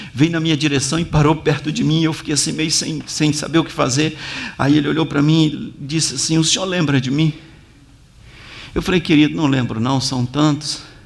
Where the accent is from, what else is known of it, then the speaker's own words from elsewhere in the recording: Bahia, Brazil; also born or lived in Minas Gerais / Brasília; now in Rio de Janeiro, Brazil; Eu nasci na Bahia, fiquei, e depois morei em Minas, morei em Brasília, agora eu moro no Rio, no Rio de Janeiro